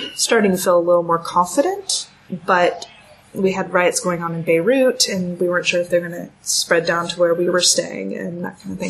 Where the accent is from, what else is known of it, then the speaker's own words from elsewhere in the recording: California, United States; moved away as an adult; also born or lived in United Kingdom; I'm from California